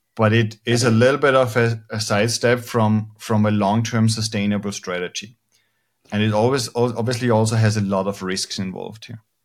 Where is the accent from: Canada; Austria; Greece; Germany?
Austria; now in Spain; I'm originally from Austria